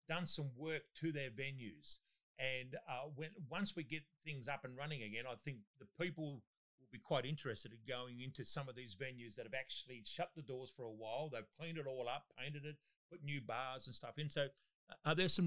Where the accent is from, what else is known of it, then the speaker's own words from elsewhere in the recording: North West Coast, Tasmania, Australia; we are from the Northwest Coast and we might be a little bit slower up there